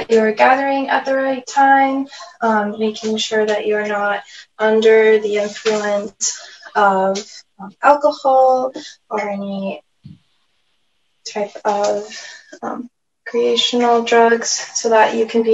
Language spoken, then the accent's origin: English; California, United States; I am from the Nashville people in California.